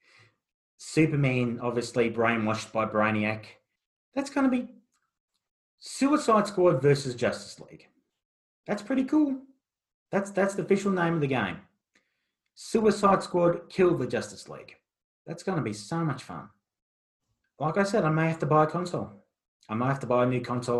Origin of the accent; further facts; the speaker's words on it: Australia; as an Australian